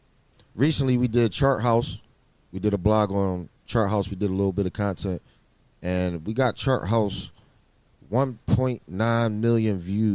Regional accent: Philadelphia, Pennsylvania, United States; also born or lived in Houston, Texas; I'm from Houston. Yeah, I was born in Houston, and I moved to Philly when I was like 6 years old. I moved to North Philadelphia, down like 33rd and Fairmount Park and all that.

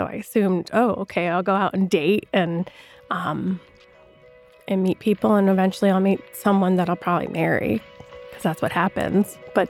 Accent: New Hampshire, United States; I'm from New Hampshire, so I'm like, I'm not a farmer

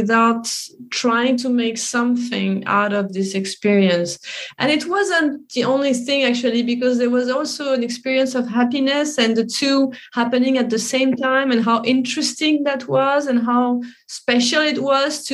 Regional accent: Paris, Île-de-France, France; I was happy to be able to film in my hometown

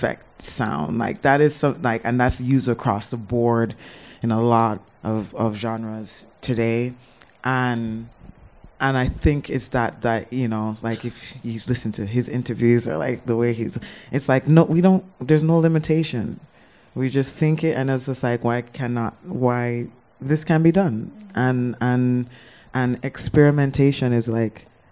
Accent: Mandeville, Manchester Parish, Jamaica; moved away as an adult; also born or lived in New York; growing up in Jamaica

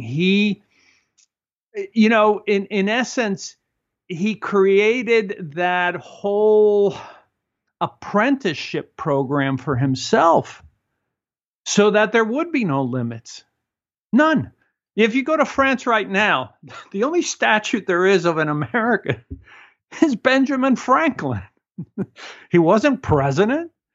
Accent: Cuba; moved away; I come from Cuba, and in Cuba, we stand very close to each other

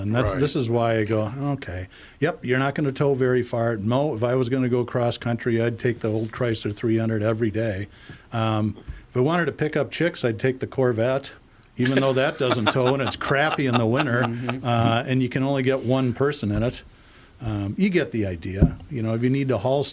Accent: United States; I'm an American.

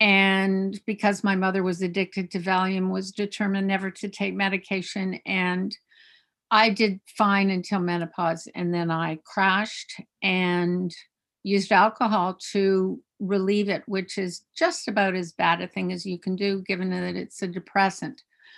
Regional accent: Eastern Cape, South Africa; also born or lived in Canada; I was born in Canada, and then because my father was in the mining industry and in exploration, we had the great good fortune of moving to the middle of nowhere, the Transkei in South Africa. And I went to school in Afrikaans

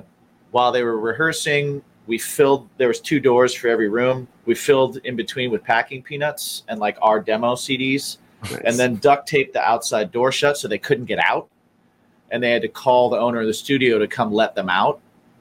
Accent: Midwest, United States; now in New York, United States; because I'm not from New York. I moved here from the Midwest.

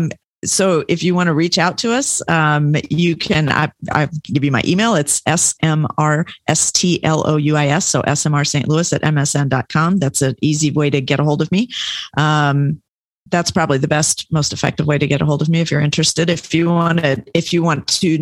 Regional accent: Germany; I was born in Germany.

